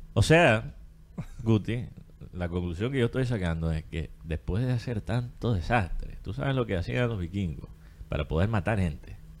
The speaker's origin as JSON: {"language": "Spanish", "country": "United States", "said": "Estados Unidos ser mi tierra."}